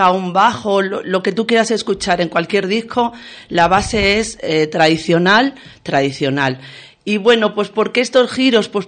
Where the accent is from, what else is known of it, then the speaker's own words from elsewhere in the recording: Casas del Monte, Extremadura, Spain; empezamos en el 1999 en Casas del Monte, mi pueblo, se ha dicho también de paso, que está en el Valle del Ambros.